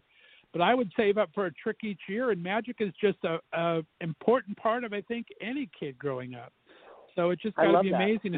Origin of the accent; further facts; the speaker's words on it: Southern California, United States; moved away; I grew up in Southern California, and every year we would get to go to Disneyland.